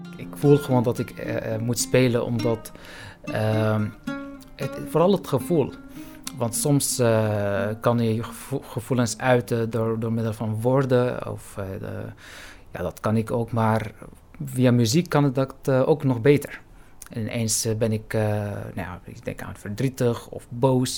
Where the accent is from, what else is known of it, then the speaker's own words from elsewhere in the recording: Syria; now in Netherlands; waar ik vandaan kom, ik ben Palestijns-Syrisch